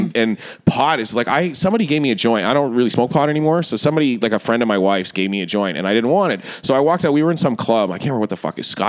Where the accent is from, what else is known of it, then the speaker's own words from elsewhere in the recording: Toronto, Ontario, Canada; moved away as an adult; also born or lived in St. John's, Newfoundland; I grew up in Toronto.